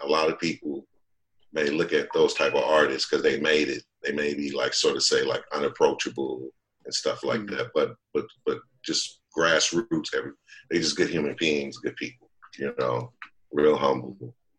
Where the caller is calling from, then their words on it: Chino Hills, California, United States; I'm in Chino Hills, California.